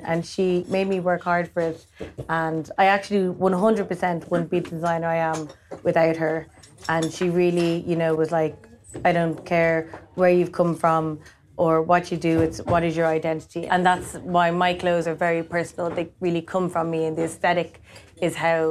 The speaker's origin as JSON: {"language": "English", "town": "Dublin", "region": "Leinster", "country": "Ireland", "tie": "born or raised there", "moved": "as an adult", "lives_now": "London, United Kingdom", "said": "I grew up in Dublin"}